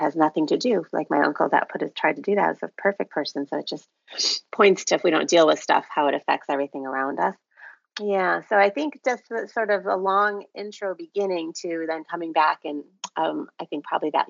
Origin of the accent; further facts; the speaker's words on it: Chicago, Illinois, United States; moved away as an adult; now in Florida, United States; born and raised in Chicago